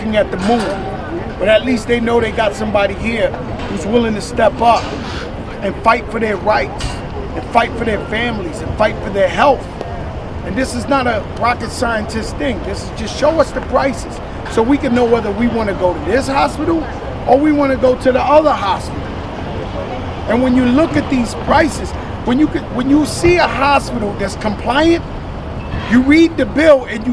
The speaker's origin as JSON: {"language": "English", "town": "New York City", "region": "New York", "country": "United States", "said": "I'm from the Bronx"}